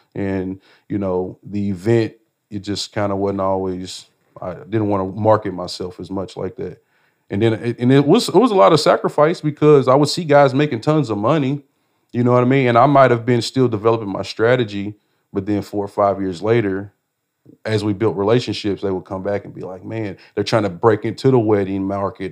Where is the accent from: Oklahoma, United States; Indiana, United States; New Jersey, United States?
Indiana, United States; Indianapolis; growing up in Indianapolis